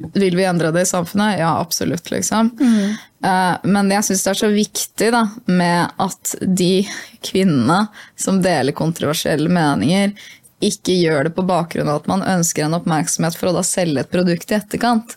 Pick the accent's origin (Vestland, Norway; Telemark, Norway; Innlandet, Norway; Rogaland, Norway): Innlandet, Norway; Hamar; jeg er fra Hamar